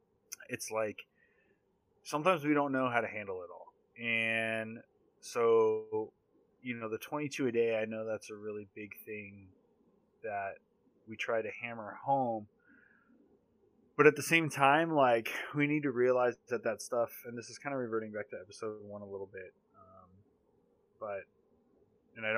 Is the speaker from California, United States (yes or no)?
yes; Southern California, United States; Born and raised in Southern California